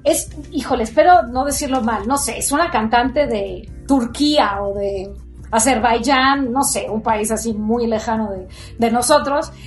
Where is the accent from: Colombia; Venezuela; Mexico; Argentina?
Mexico; Mexico City; soy chilanga, soy chilanga, aunque mi familia, tanto mi mamá como mi papá, eran de Tehuantepec